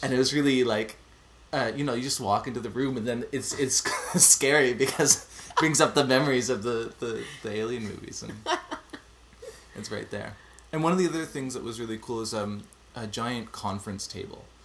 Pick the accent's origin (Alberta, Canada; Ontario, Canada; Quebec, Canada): Quebec, Canada; Montreal; now in Zurich, Switzerland; I'm originally from Montreal, but I'm currently living in Switzerland.